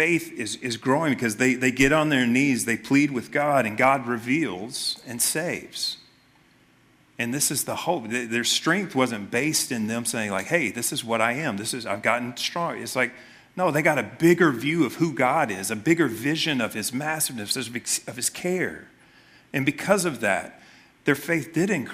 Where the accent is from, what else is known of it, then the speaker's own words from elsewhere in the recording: Memphis, Tennessee, United States; I grew up in Memphis